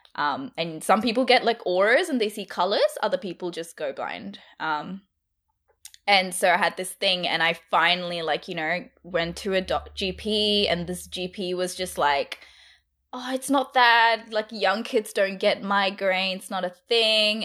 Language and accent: English; Brisbane, Queensland, Australia; moved away as an adult; also born or lived in India; now in Melbourne, Australia; I grew up in Brisbane. I'm from India. Grew up in Brisbane.